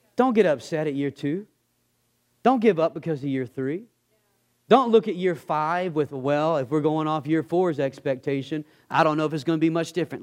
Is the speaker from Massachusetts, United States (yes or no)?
no; Texas, United States; I'm from Texas